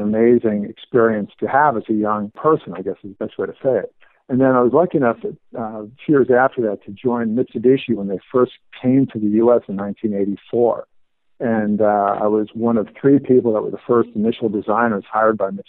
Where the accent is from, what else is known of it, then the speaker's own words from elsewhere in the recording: Los Angeles, California, United States; I grew up in Los Angeles